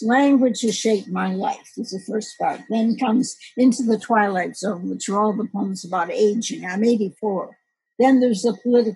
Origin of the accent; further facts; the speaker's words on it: Detroit, Michigan, United States; I grew up in a predominantly Black neighborhood in Detroit